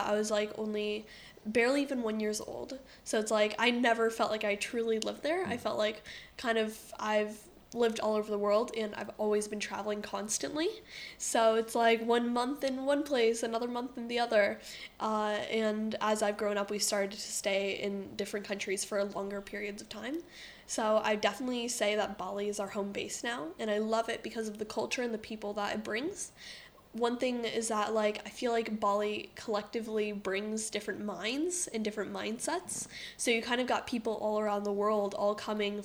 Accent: United States; moved away; being American

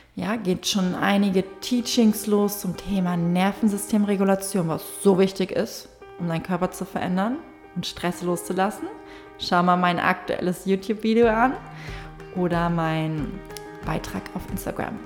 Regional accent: Fehmarn, Schleswig-Holstein, Germany; moved away; auf Fehmarn war, auf, da wo ich herkomme

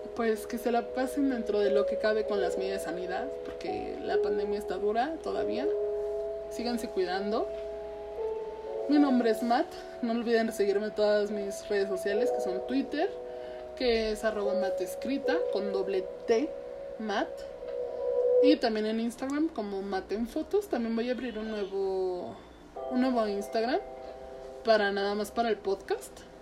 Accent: Mexico; nuestra identidad como mexicanos

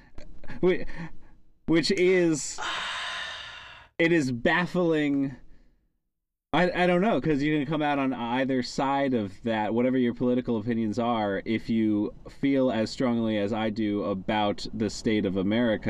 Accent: United States; moved away as an adult; now in Adelaide, Australia; I'm American

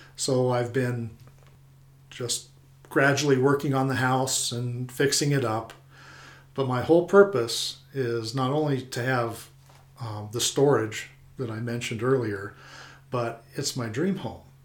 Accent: Pueblo, Colorado, United States; also born or lived in Oklahoma; now in Saguache, United States; I grew up in Pueblo

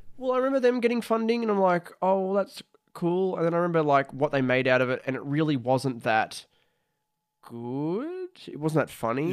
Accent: Australia; I'm an Australian, who's making content

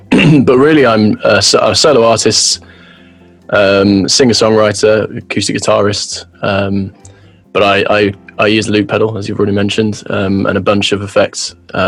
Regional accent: Birmingham, West Midlands, United Kingdom; So I'm from Birmingham.

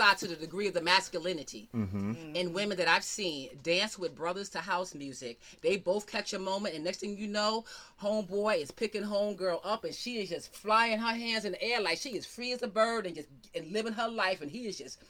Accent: New York, United States; I'm from New York

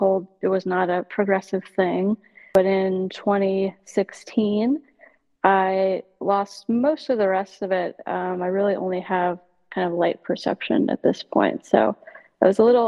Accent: Nebraska, United States; moved away as an adult; also born or lived in Hawaii / Texas; now in Minneapolis, United States; I grew up in Nebraska

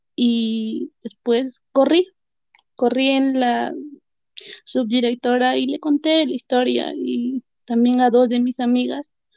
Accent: Carhuaz, Ancash, Peru; now in Huaraz, Peru; yo vivo en Huaraz actualmente y nací en Caruaz. Es zona sierra de Perú

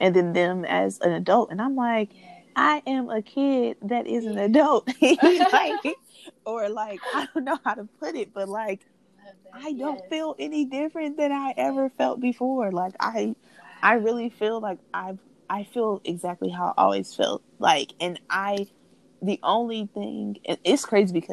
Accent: Oakland, California, United States; growing up in Oakland

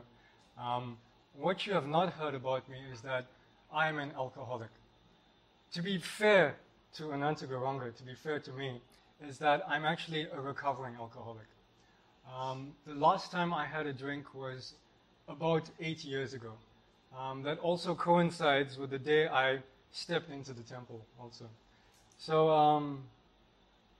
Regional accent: Port Shepstone, KwaZulu-Natal, South Africa; moved away as an adult; I grew up in South Africa in a little surf community called Port Shepstone

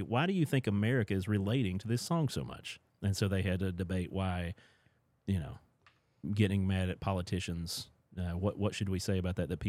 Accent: Appalachia, United States; growing up in Appalachia

